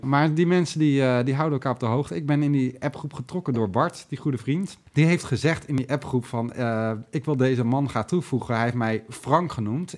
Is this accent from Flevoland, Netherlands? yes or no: yes; Lelystad, Flevoland, Netherlands; wij uit Lelystad komen